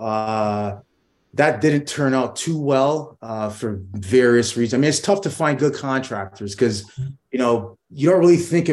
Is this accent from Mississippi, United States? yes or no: no; New York, United States; I grew up in New York.